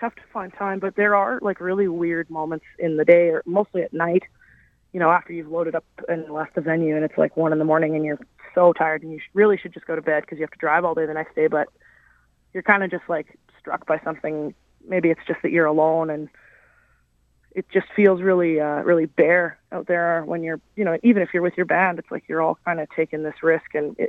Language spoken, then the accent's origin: English; Canada; she's been really generous to me, being a Canadian artist and wanting to break into that market